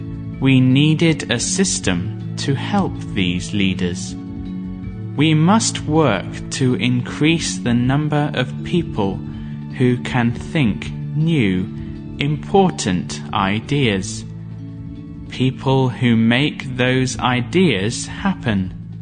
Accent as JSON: {"language": "English", "country": "Gambia", "tie": "born or raised there", "also_born_or_lived": "Ghana / Botswana / Zimbabwe", "said": "I am an African. I was born in Ghana and grew up in Gambia, Botswana, and Zimbabwe. I have worked in South Africa, Nigeria, Ghana, and Tanzania."}